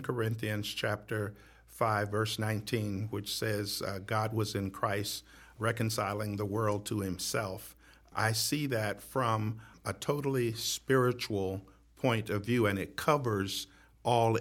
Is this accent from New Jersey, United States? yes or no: no; Detroit, Michigan, United States; moved away as an adult; also born or lived in Pasadena, California; I was born and raised in Detroit, Michigan